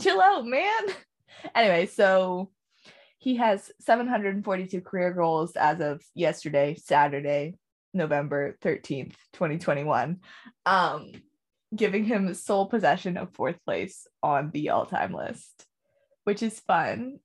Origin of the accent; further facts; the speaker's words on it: Canada; as a Canadian